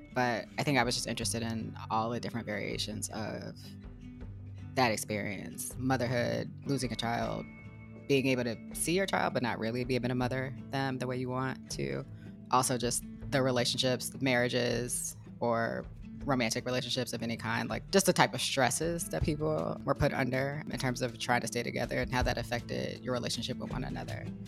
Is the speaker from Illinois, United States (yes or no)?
yes; Chicago, Illinois, United States; moved away as an adult; also born or lived in Texas; I'm from Chicago, but my, but my mom's people are from Georgia